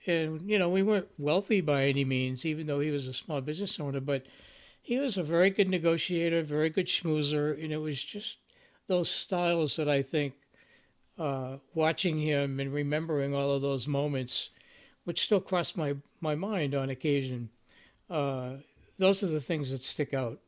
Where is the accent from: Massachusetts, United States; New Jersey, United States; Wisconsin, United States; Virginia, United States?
Massachusetts, United States; Boston; I come from the Boston area